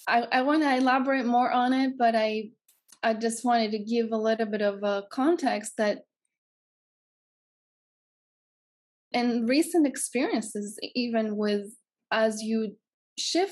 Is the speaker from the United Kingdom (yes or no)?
no; Greece; moved away as an adult; If you can hear my accent, I'm from Greece.